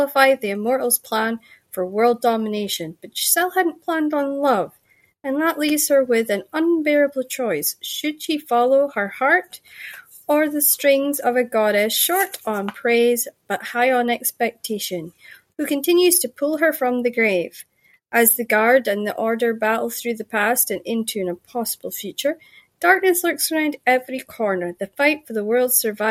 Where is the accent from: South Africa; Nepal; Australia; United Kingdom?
United Kingdom; Shetland, Scotland; accent: Shetland; I grew up in Shetland